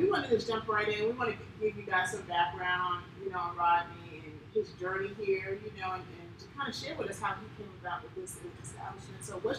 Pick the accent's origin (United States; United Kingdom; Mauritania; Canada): United States; New York City, New York; I'm from Queens, y'all.